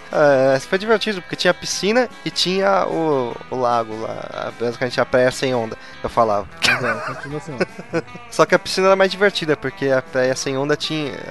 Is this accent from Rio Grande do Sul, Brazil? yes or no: no; São Paulo, Brazil; Nasci, e Cresci, nasci e cresci em São Paulo, mas eu passava todas as férias aqui.